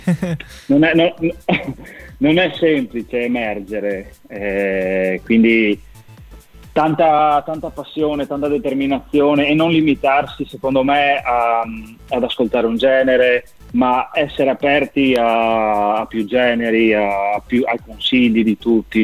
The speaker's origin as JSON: {"language": "Italian", "town": "Udine", "region": "Friuli-Venezia Giulia", "country": "Italy", "tie": "born or raised there", "accent": "Friulian", "moved": "yes", "lives_now": "San Giorgio della Richinvelda, Italy", "said": "sono originario di Udine, nato a Udine"}